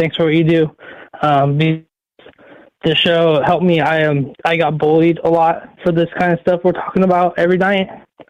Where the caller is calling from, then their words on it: Oregon, United States; from Oregon.